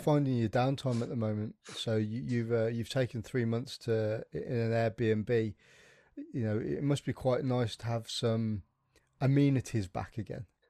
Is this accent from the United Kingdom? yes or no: yes; West Midlands, United Kingdom; accent: plastic brummie; I'm from the Midlands. I'm a plastic brummie